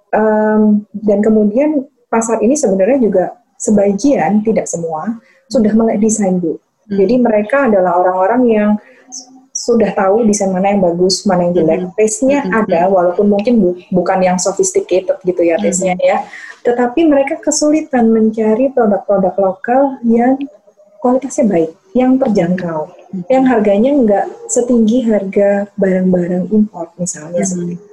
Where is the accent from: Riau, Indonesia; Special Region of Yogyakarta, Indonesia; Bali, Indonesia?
Special Region of Yogyakarta, Indonesia; Yogyakarta; uh, besar di Jogja um, jadi saya lihat seniman-seniman yang di Jogja